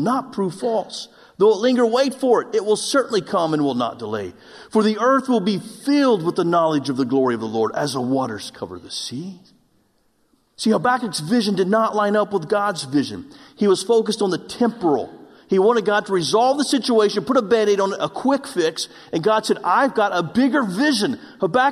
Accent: Oklahoma, United States; moved away; I'm from Oklahoma, and we don't have mountains in Oklahoma.

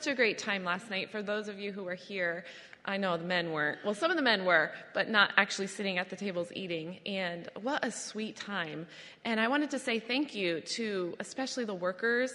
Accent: Adirondack Park, upstate New York, United States; I grew up in the Adirondack Park, which is in upstate New York

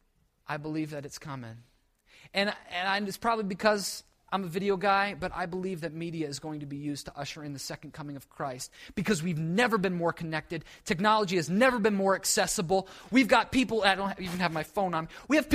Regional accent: New England, United States; I'm from New England, I moved down here, that's my life.

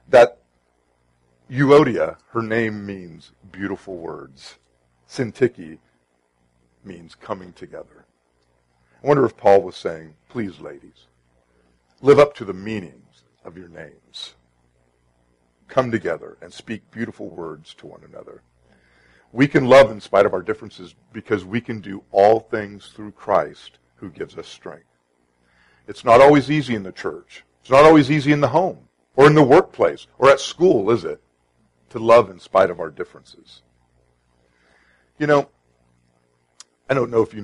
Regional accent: Sacramento, California, United States; now in Arizona, United States; I grew up in Sacramento

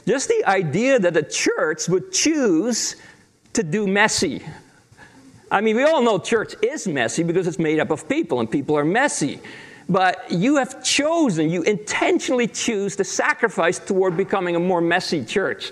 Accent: Netherlands; moved away; I grew up in Holland in a pastor's family

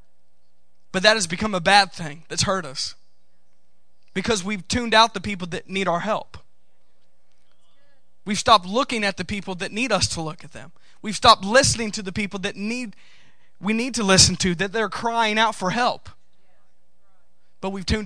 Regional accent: United States; I'm from the United States

